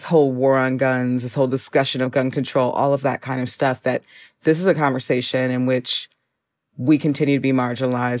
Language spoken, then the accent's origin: English; Minneapolis, Minnesota, United States; now in Chicago, United States; I'm from Minneapolis. I'm from the Twin Cities